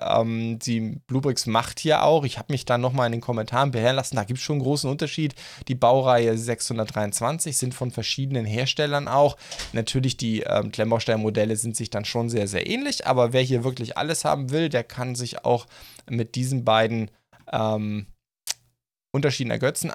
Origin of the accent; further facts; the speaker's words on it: Black Forest, Baden-Württemberg, Germany; bei uns im Schwarzwald